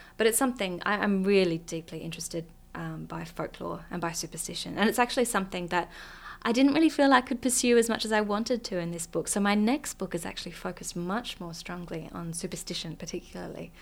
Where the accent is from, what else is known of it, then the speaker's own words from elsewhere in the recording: Australia; also born or lived in Iceland; as an Australian